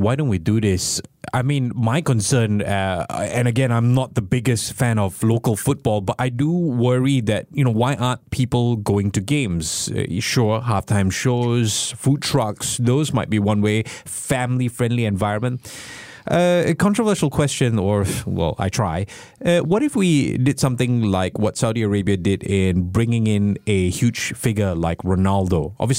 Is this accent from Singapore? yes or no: yes; Hougang, Singapore; This is a national thing, you know, and I grew up in Haugang, so I know the choice language.